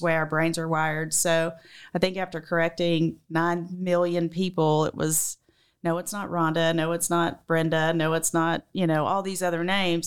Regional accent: Macon, Georgia, United States; accent: southern; moved away as an adult; also born or lived in Alabama; So we left Alabama and went to, um, Macon. So I think it was there when I was five, and I was there from five to eighteen

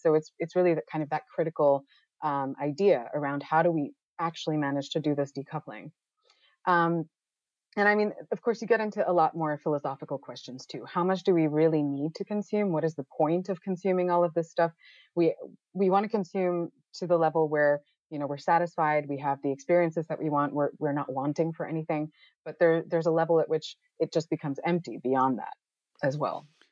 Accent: United States; moved away as an adult; also born or lived in Netherlands; now in Amsterdam, Netherlands; I'm I'm originally from the United States. My parents are right outside of New York City right now

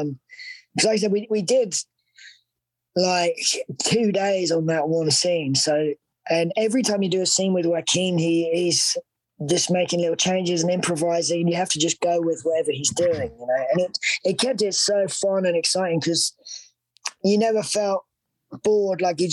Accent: United Kingdom; accent: British; my British accent

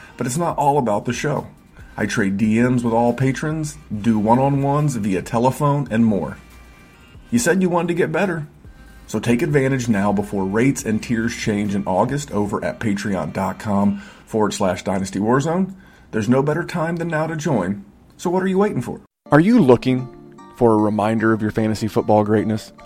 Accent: Indiana, United States; in Indiana when I grew up

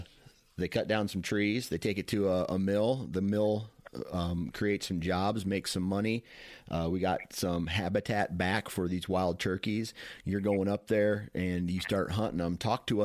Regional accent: Iowa, United States; And, I mean, I'm from Iowa, right? I'm damn near at sea level.

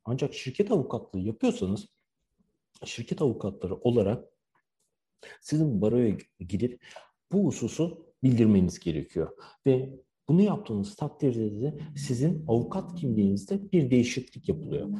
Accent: Turkey; moved away as an adult; also born or lived in Istanbul; now in Shanghai, China

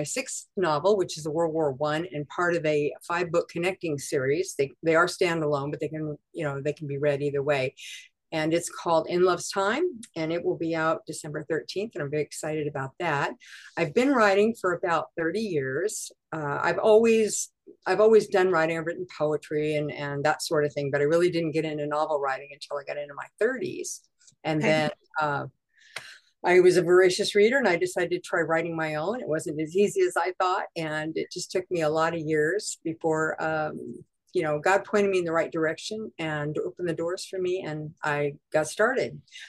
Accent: Florida, United States; born there; I was born in Florida.

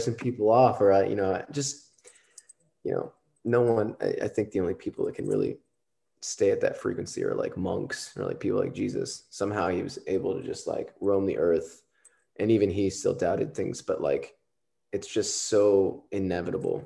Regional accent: Southern Texas, United States; I'm from Texas, Southern Texas

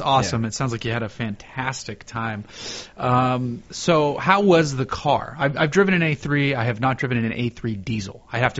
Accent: Massachusetts, United States; moved away; the town I grew up in Massachusetts though is in the landing path for Logan.

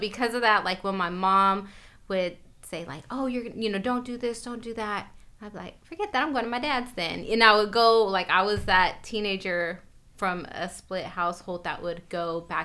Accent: Sacramento, California, United States; born and raised in Sacramento, California, South Sac, Meadowview

